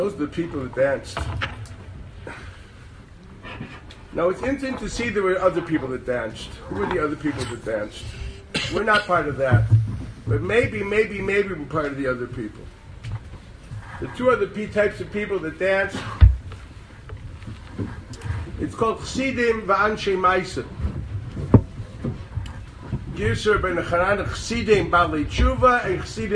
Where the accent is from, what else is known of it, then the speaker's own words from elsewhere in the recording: Chicago, Illinois, United States; moved away as an adult; now in Jerusalem, Israel; in Chicago, my hometown